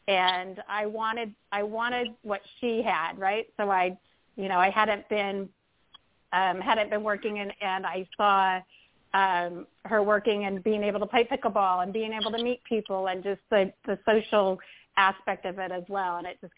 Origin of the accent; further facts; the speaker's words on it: California, United States; from California.